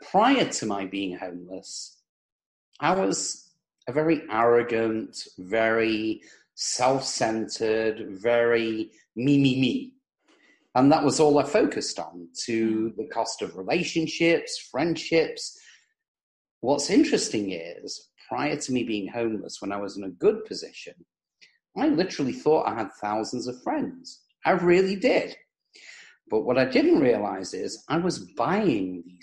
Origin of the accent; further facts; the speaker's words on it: England, United Kingdom; moved away as an adult; now in United States; I was born in England, as you can probably tell from the accent